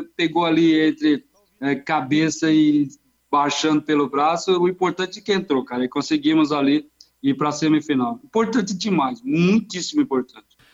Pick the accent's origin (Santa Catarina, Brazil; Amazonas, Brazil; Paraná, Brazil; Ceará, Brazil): Ceará, Brazil; also born or lived in Osasco / Londrina; now in Araçariguama, Brazil; Sou, sou cearense, sou cearense